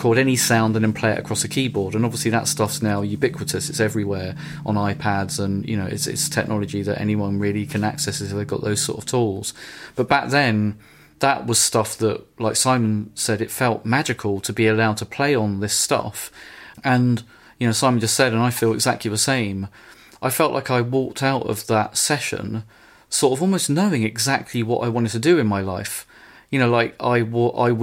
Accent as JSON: {"language": "English", "town": "Brighton", "region": "South East England", "country": "United Kingdom", "tie": "born or raised there", "said": "I grew up in East Brighton on the Bristol Estate"}